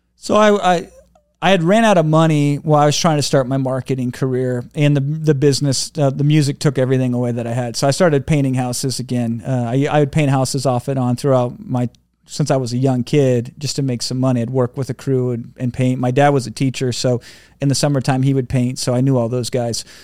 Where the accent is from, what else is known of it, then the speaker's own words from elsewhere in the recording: Iowa, United States; I grew up in Iowa